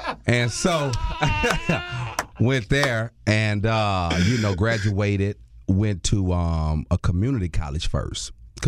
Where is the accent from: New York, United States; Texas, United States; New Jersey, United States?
Texas, United States; Houston; also born or lived in Missouri City, Texas; So initially, I grew up in Fourth Ward.